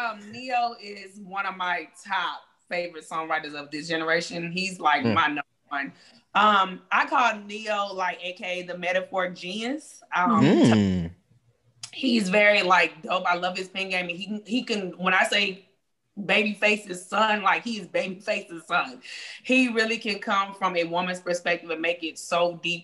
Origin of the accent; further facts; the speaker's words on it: Louisiana, United States; also born or lived in Texas; I was born in Louisiana, Texas, and moved back to Louisiana